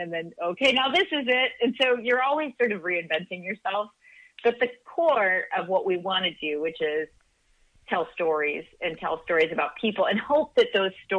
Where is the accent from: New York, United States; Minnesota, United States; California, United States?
California, United States; Orange County; also born or lived in Costa Rica; I lived there till I was about five. We moved here, and I grew up in Orange County, like North Orange County